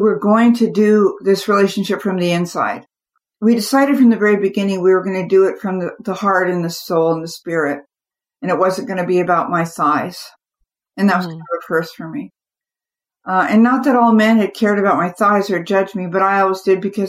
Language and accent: English; California, United States; I grew up in the California sun